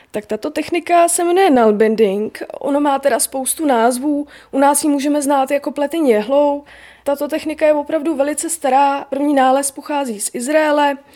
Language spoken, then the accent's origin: Czech; Bohemia, Czechia